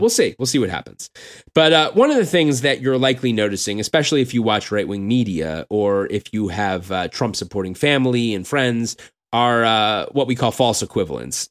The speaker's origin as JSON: {"language": "English", "country": "United States", "said": "I'm an American Jew"}